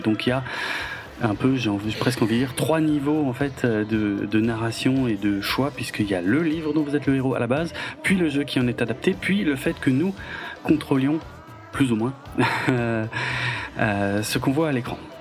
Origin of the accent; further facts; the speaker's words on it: France; chez nous en France